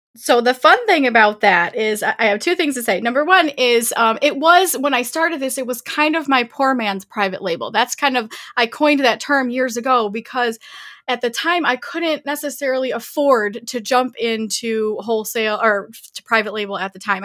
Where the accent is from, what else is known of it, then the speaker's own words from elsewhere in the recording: Southeast Michigan, United States; I grew up in Southeast Michigan, born and raised in Michigan.